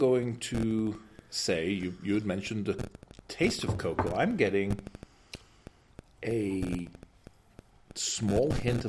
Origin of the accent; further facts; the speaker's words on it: British / England, United Kingdom; moved away as an adult; Because being British, cinnamon's a very unusual spice for us to use in England. And so when I came to this country